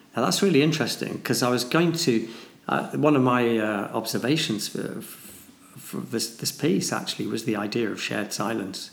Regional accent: Manchester, North West England, United Kingdom; I'm a bloke from Manchester

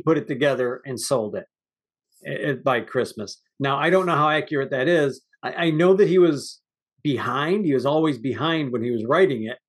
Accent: United States; I'm an American

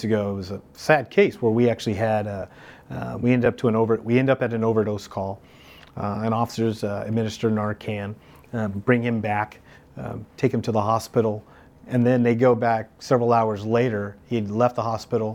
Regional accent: Palm Springs, California, United States; also born or lived in Santa Monica, California; I'm originally from Palm Springs, right? Nobody's from Palm Springs, but I am

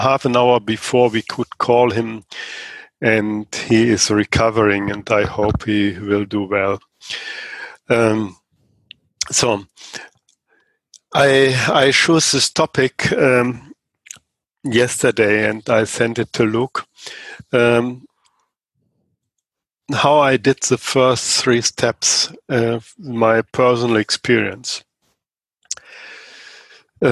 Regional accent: Germany; I'm from Germany

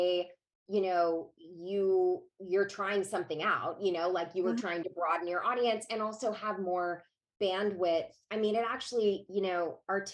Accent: Savannah, Georgia, United States; I grew up in Georgia and my father was a politician.

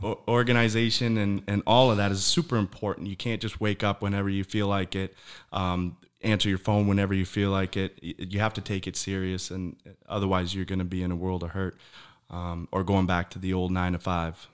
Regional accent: Michigan, United States; now in Florida, United States; I'm from Michigan as well.

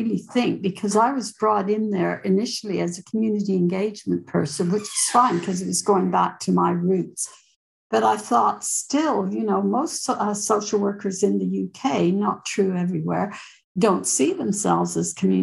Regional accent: Canada; moved away; I'm originally a Canadian

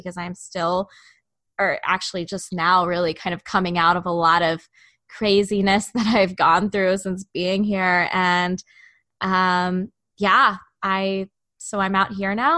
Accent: Chicago, Illinois, United States; also born or lived in Indiana; I'm from the Chicago area

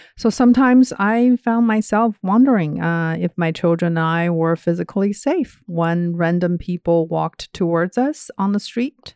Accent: China; moved away as an adult; also born or lived in Georgia, United States; now in Indianapolis, United States; I grew up in China, and I got my undergrad degree there

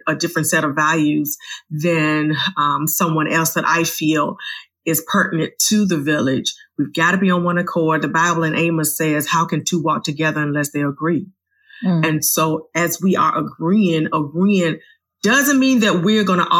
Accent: Richmond, Virginia, United States; I was 6 minutes from my home, Virginia Union University. I'm from Virginia.

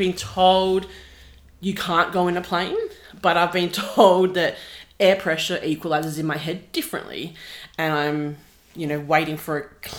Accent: Joondalup, Western Australia, Australia; also born or lived in Wembley, Western Australia; I have lived in the city of Wanneroo or city of Joondalup minus 2 years for the entire of my existence.

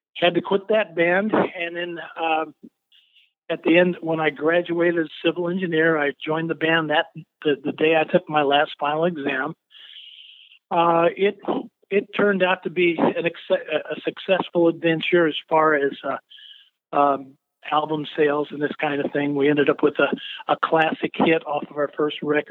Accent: Mount Pulaski, Illinois, United States; I grew up in a little town called Mount Pulaski, Illinois

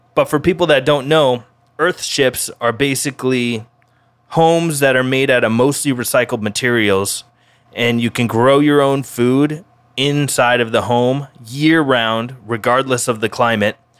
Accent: Denver, Colorado, United States; now in Oahu, United States; my hometown of Denver, Colorado

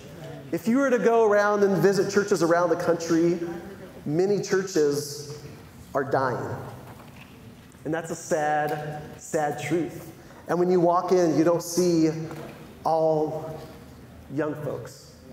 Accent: San Diego, California, United States; moved away as an adult; also born or lived in Los Angeles; now in Michigan, United States; I grew up in San Diego

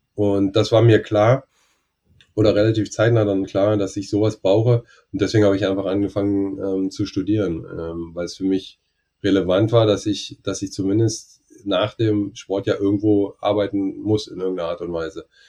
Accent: Germany; ich als Deutscher

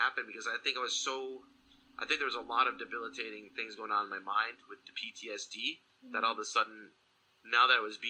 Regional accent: Michigan, United States; moved away; back where I grew up in Michigan

